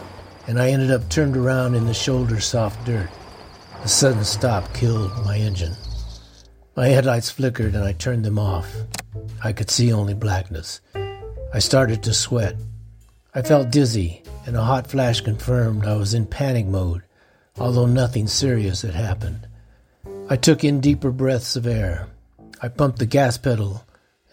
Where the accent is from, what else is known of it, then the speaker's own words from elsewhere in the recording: Florence, Colorado, United States; I grew up in the small town of Florence, Colorado, which is south